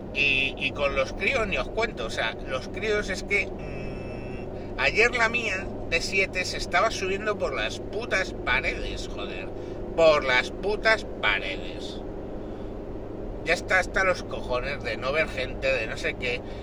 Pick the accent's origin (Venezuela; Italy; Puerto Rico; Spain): Spain; somos españoles